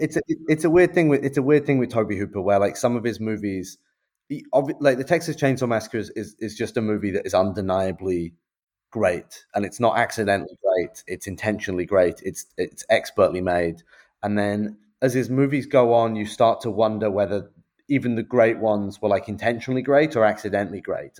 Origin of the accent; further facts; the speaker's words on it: United Kingdom; I'm a Brit